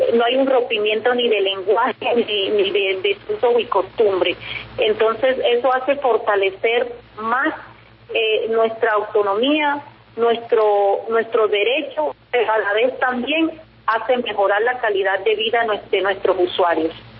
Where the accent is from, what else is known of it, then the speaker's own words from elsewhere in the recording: Cerro de la Teta, La Guajira, Colombia; yo soy del Cerro de la Teta, que está cerca de Huentechi